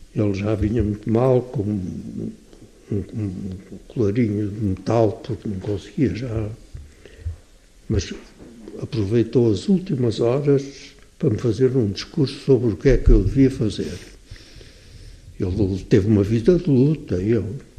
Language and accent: Portuguese; Portugal; nós todos somos portugueses